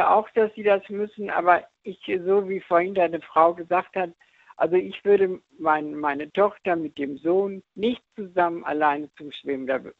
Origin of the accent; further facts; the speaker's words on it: Dortmund, North Rhine-Westphalia, Germany; da haben wir im Hafen schwimmen gelernt bei uns in Dortmund.